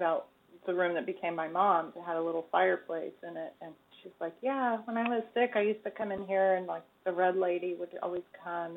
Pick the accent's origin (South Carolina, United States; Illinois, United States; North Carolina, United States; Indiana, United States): North Carolina, United States; Charlotte; the house that I grew up in Charlotte in historic neighborhood called Dilworth